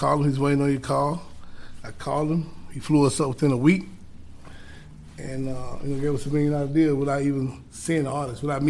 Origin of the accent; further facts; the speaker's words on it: United States; also born or lived in Atlanta, Georgia, United States / Los Angeles, California, United States; born in Atlanta, raised in L.A.